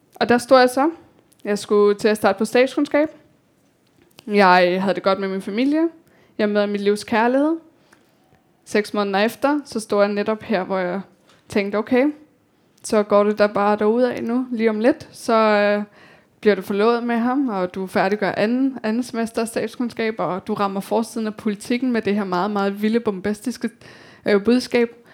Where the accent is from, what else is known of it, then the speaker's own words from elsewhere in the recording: Copenhagen, Capital Region of Denmark, Denmark; also born or lived in Kabul, Afghanistan / India / Slangerup, Denmark; Social Boligbyggeri på Amager, Telemarksgården, som hvor jeg voksede op